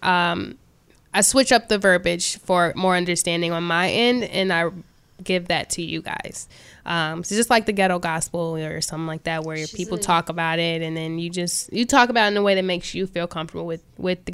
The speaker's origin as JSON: {"language": "English", "town": "Chicago", "region": "Illinois", "country": "United States", "said": "I'm from Chicago"}